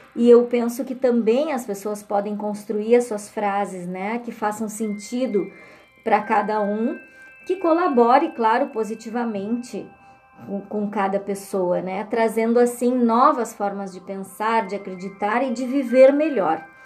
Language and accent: Portuguese; Alegrete, Rio Grande do Sul, Brazil; a minha terra natal, que é Alegrete